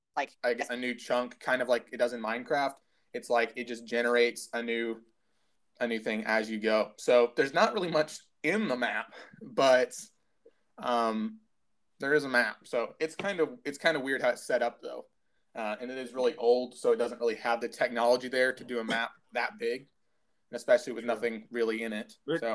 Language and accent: English; United States